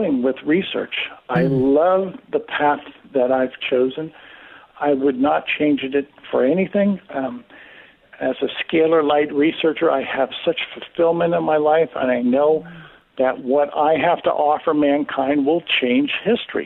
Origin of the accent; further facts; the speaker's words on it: New Rochelle, New York, United States; now in Florida, United States; I'm a native New Yorker.